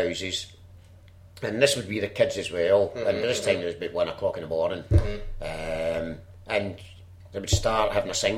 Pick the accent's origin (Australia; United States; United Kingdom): United Kingdom; Glasgow, Scotland; moved away as an adult; also born or lived in London; all my friends were still in Glasgow in Townhead area